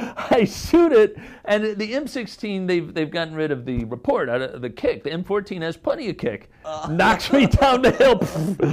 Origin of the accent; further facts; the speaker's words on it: Indiana, United States; I'm from Indiana